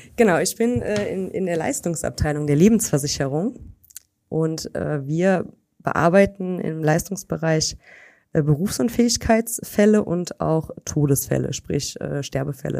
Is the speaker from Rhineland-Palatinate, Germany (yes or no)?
yes; Weitersburg, Rhineland-Palatinate, Germany; in Weitersburg. Das ist so ein kleines Örtchen hier in der Nähe von Koblenz